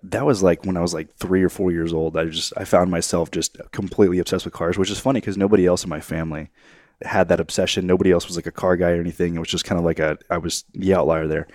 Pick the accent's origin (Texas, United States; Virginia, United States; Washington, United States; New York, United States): Texas, United States; College Station; I grew up in College Station.